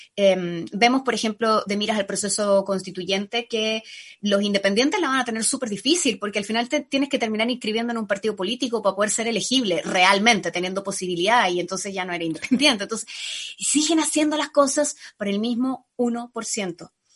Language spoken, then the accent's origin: Spanish; Panama; now in Chile; Yo crecí en Panamá